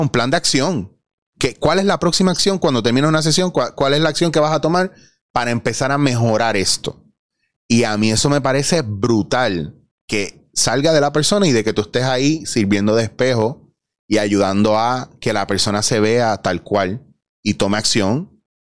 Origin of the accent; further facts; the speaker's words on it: Puerto Rico; Soy puertorriqueño